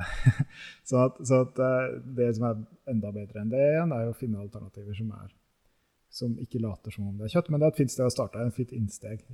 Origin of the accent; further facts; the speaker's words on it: Norway; som nordmenn i dag